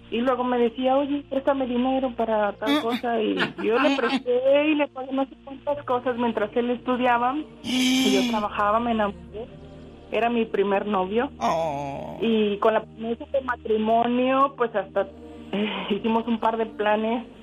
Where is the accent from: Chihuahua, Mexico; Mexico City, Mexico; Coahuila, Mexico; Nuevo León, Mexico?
Nuevo León, Mexico; Monterrey; me dio mucho gusto encontrarme la diva porque yo soy de Monterrey.